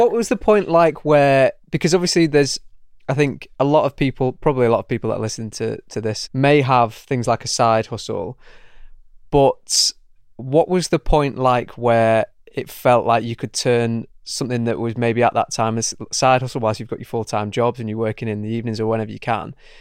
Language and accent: English; Manchester, North West England, United Kingdom; I'm from Manchester as well